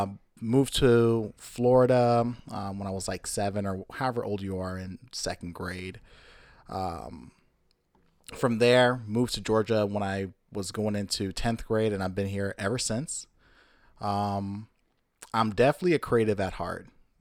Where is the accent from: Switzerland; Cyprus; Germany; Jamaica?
Jamaica; born there; Interesting fact, I was born in Jamaica. Don't sound anything Caribbean at all.